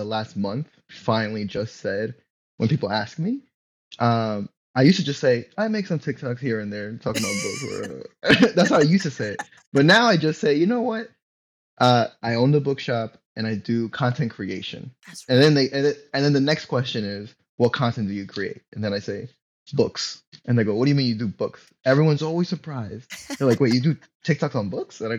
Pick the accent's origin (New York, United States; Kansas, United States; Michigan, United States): New York, United States; New York City; also born or lived in Florida; born and raised in Queens my whole life. There were 3 years like in middle school when I lived in Florida